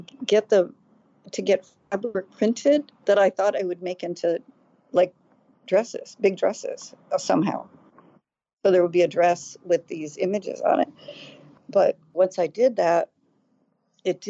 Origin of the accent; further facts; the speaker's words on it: United States; I grew up outside of Washington